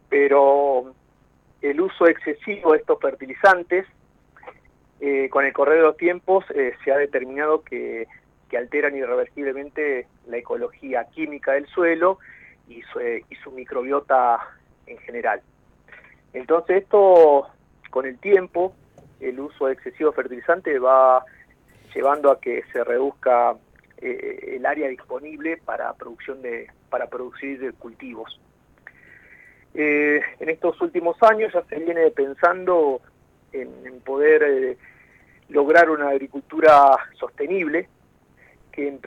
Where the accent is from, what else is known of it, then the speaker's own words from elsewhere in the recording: Salta, Argentina; also born or lived in Tucumán; now in Esquel, Argentina; yo soy nacido en Salta ¿sí? Este, pero antes de mi llegada eh, acá a Esquel, eh, estaba radicado viviendo